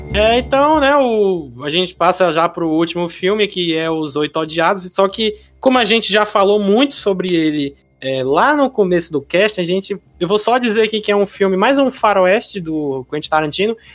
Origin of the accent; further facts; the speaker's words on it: Brazil; eu sou brasileiro